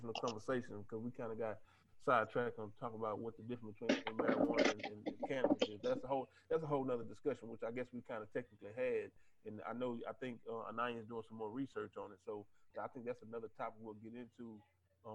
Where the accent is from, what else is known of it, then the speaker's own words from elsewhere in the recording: the South, United States; me being from down south